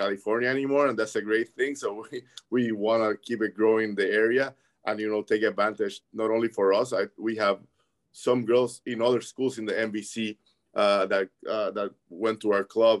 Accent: Puerto Rico; now in Evansville, United States; my dad in Puerto Rico is, everybody knows him. The stadium in my hometown is named after him

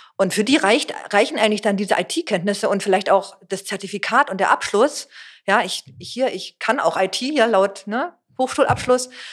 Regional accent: Berlin, Germany; bin Berlinerin, habe damals in, an der HU studiert

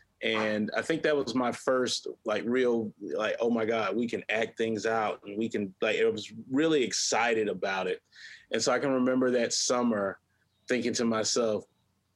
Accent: Hampton, South Carolina, United States; I grew up in Hampton, South Carolina, mm-hmm. a rural town about 45 minutes northwest of Beaufort, South Carolina

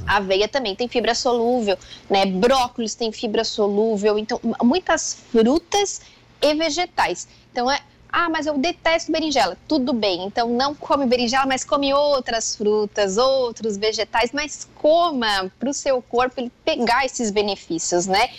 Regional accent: Joaçaba, Santa Catarina, Brazil; moved away; Eu sou natural de Joaçaba, então a gente morava lá

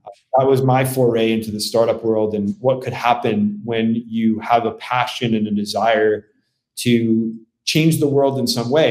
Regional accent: New Jersey, United States; moved away as an adult; also born or lived in Bronx, New York / California / Austin, Texas; this little town I grew up in in North Jersey

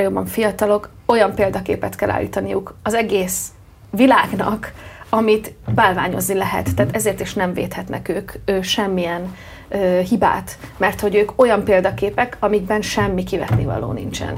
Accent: Hungary; mint magyar itt Magyarországon

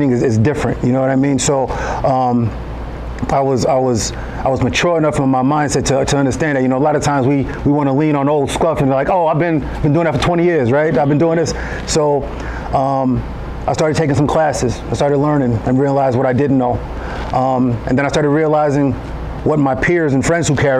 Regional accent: New York, United States; moved away as an adult; now in Springfield, United States; From New York originally, live in Springfield, Virginia right now. So been in Virginia since about 2000

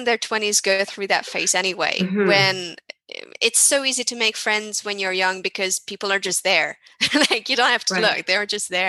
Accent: Hungary; So I come from Hungary, which is not that strictly regulated, so to say, but it's more Germanic than Spain, for sure.

